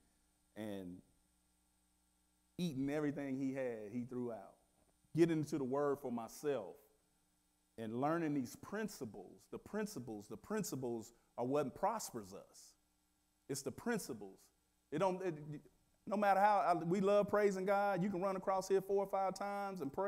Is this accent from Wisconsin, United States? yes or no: no; Wichita, Kansas, United States; I thought I came from Wichita, Kansas